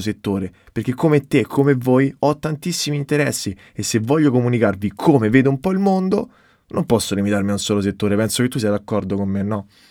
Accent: Rome, Lazio, Italy; moved away as an adult; now in Florence, Italy; vengo da Roma, ma studio fashion business a Firenze

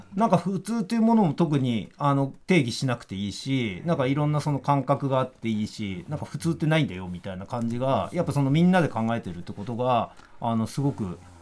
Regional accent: Tokyo, Japan; 新宿生まれ

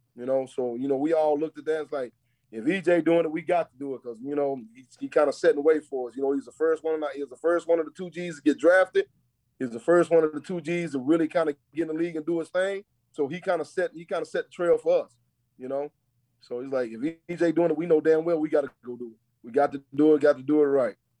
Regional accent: Texas, United States; now in Charlotte, United States; I'm from Texas. You absolutely, and I don't hide it not one bit. I'm about as country as they come

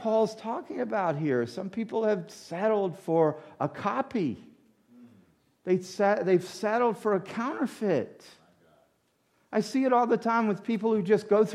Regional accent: United States; also born or lived in Louisiana / Mississippi; now in New York, United States; I didn't grow up in New York. I grew up in Mississippi and Louisiana.

